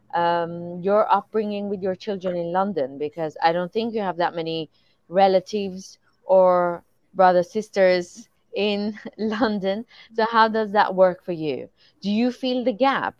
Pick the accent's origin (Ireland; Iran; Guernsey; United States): Iran; moved away; I'm coming from Iran, and I think growing up I think it's important to mention that it was wartime. So I was born during the war of Iran and Iraq